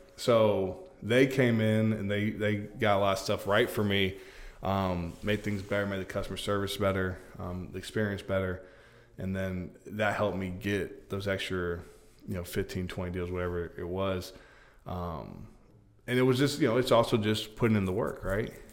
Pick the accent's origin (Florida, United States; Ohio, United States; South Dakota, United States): Florida, United States; Polk County; I'm from Polk